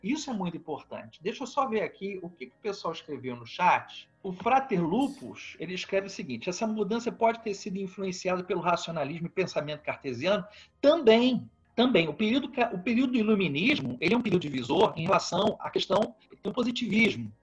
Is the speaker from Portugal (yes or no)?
no; Vitória, Espírito Santo, Brazil; now in Petrópolis, Brazil; eu moro em Petrópolis, Rio de Janeiro, sou natural de Vitória.